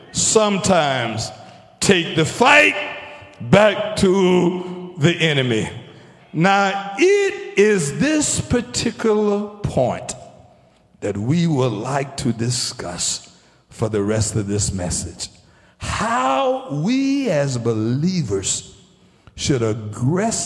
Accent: Taylors, South Carolina, United States; I was a young man coming up, growing up in Taylor's.

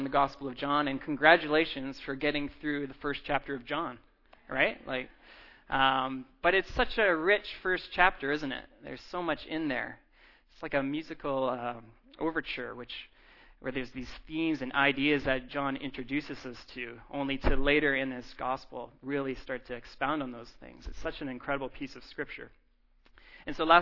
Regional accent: Abbotsford, British Columbia, Canada; now in Vancouver, Canada; I'm actually from Abbotsford. My parents live in Abbotsford

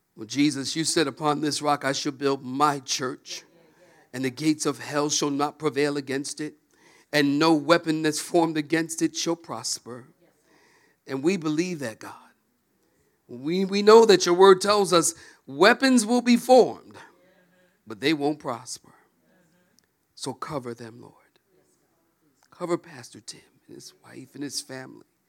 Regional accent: Philadelphia, Pennsylvania, United States; moved away; also born or lived in Oceanside, California; I'm from Philadelphia originally. And I am a street kid.

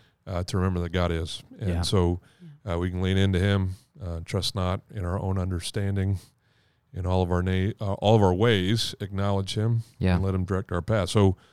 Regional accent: Caribou, Maine, United States; moved from Boston back to Caribou, where I was born in Maine, and I finished high school there.

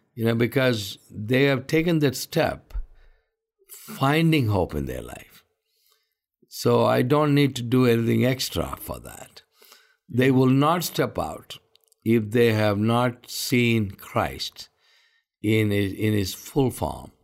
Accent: India; I'm an Indian. I live all my life in India. And this is my country.

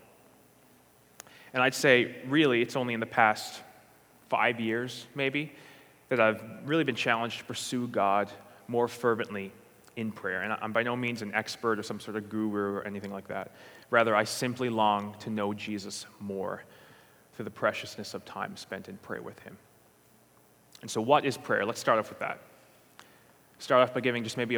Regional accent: St. John's, Newfoundland and Labrador, Canada; I'm from St. John's, Newfoundland, and Labrador

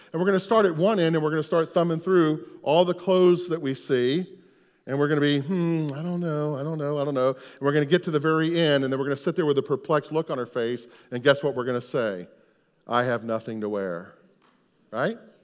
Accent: United States; we're from America

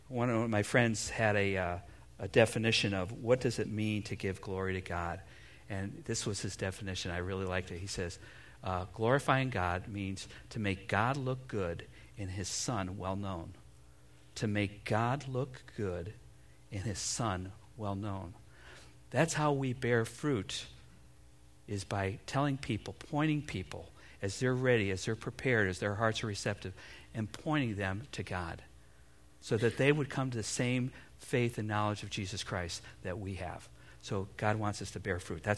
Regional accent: United States; here as American parents

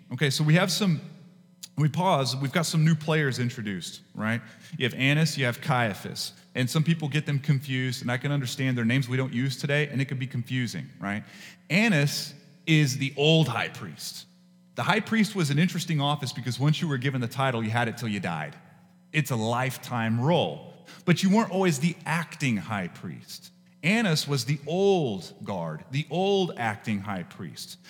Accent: West Texas, United States; where I grew up in West Texas

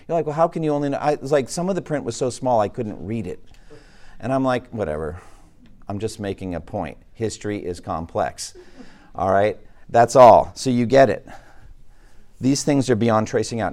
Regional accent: Boston, Massachusetts, United States; Boston, Massachusetts, my hometown

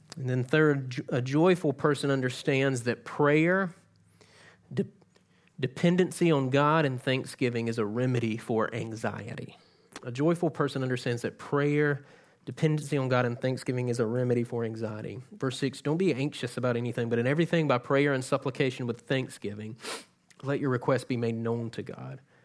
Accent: South Georgia, United States; moved away; I'm from South Georgia

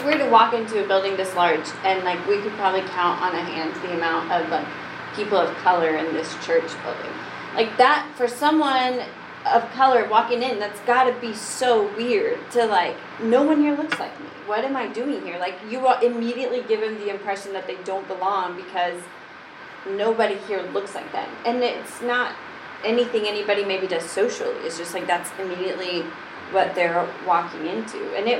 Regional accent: Brentwood, United States; Like, we grew up in Brentwood, and she was like, nobody here is Hispanic.

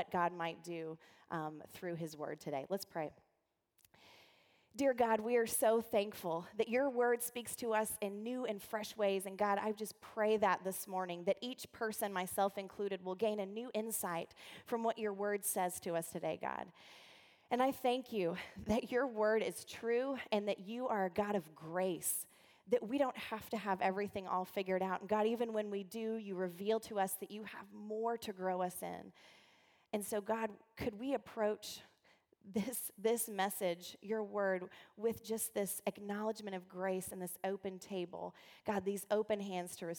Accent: the South, United States; I'm from the South

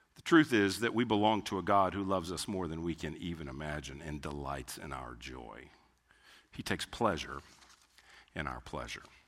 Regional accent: Houston, Texas, United States; I grew up in Houston

